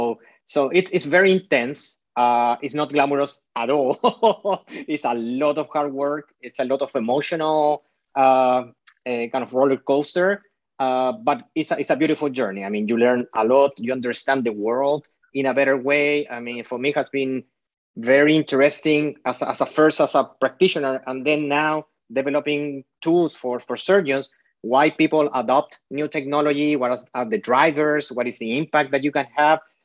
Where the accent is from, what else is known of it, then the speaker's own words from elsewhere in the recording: Chile; now in Bay Area, United States; I am half Spanish, half Chilean. My dad is from Spain. My mom is from Chile. My dad moved from Spain to Chile